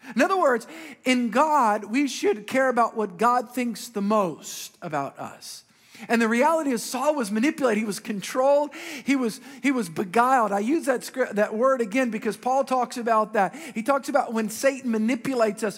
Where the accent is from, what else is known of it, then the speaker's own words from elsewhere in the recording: Metairie, Louisiana, United States; as a young boy, I grew up in Metairie